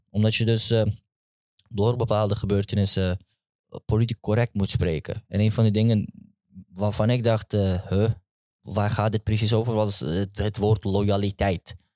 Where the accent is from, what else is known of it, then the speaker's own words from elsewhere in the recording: Amsterdam, North Holland, Netherlands; Amsterdam West. Geboren, getogen, Westzijder, sowieso.